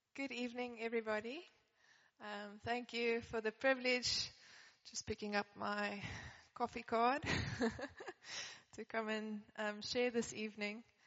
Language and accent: English; Johannesburg, Gauteng, South Africa; I grew up in Johannesburg